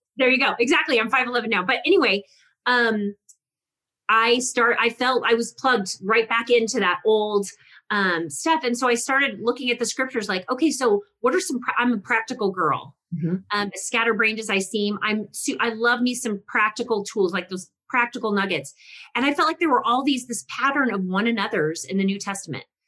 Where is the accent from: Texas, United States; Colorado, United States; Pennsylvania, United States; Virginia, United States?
Texas, United States; I, am Italian and I'm Texan